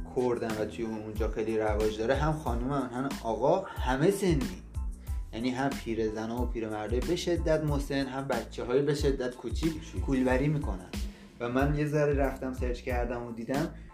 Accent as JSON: {"language": "Persian", "country": "Iran", "said": "ما ایرانیم"}